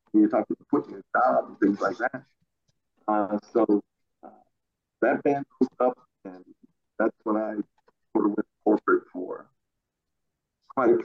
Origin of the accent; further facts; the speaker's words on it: Elkin, North Carolina, United States; A little town called Elkin, North Carolina.